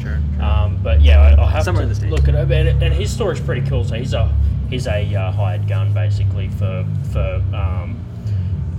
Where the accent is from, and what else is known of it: Sydney, New South Wales, Australia